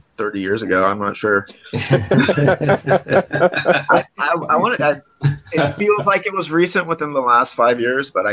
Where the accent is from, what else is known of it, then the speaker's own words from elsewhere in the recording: Sacramento, California, United States; I'm from Sacramento.